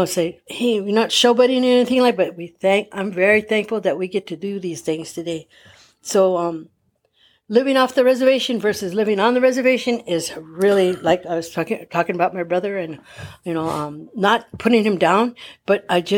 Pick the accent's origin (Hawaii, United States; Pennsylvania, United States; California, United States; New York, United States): California, United States; Palm Springs; I grew up in the Dream Homes of Palm Springs